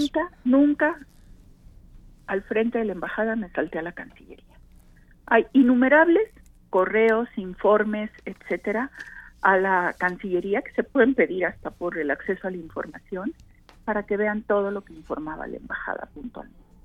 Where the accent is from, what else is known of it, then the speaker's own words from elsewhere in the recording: Veracruz, Mexico; yo soy veracruzana